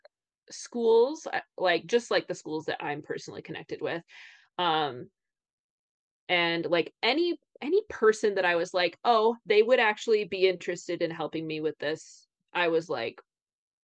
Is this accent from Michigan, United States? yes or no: yes; Michigan, United States; I'm from Michigan